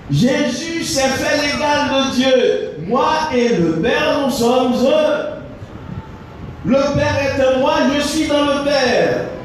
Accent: Haiti; en tant qu'haïtien

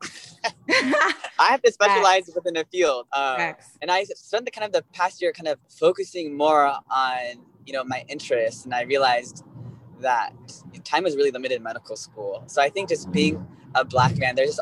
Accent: Costa Mesa, California, United States; moved away as an adult; also born or lived in Northeast United States; now in San Francisco, United States; I grew up in Orange County

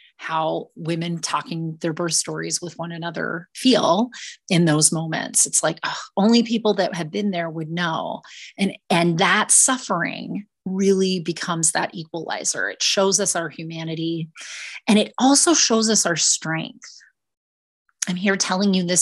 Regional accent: Minnesota, United States; I was born and raised in Minnesota

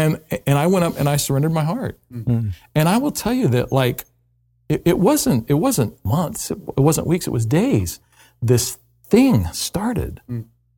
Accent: Louisville, Kentucky, United States; also born or lived in West Coast (US); I was raised not too terribly far from where we sit right now. I was raised in Louisville, Kentucky. So what, a little less than 3 hours to the southwest of us. I was raised in a difficult home setting that was low socioeconomic

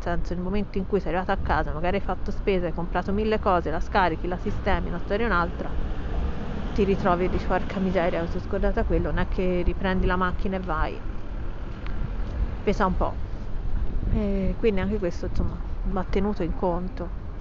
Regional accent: Pisa, Tuscany, Italy; Io sono nata a Pisa, quindi lo so che dall'accento non si direbbe che sono toscana, ma così è.

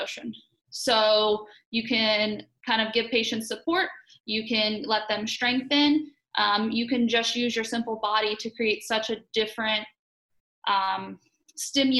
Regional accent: Morgantown, West Virginia, United States; I am from Morgantown, West Virginia, born and raised 20 minutes away from campus.

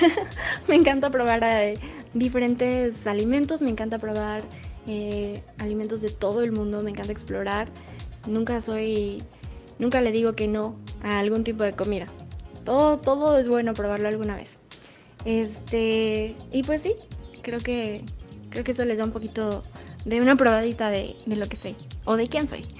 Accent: outskirts of Puebla city, Mexico; yo crecí en las afueras de la ciudad de Puebla y crecí en, una, en un pueblo muy chiquito

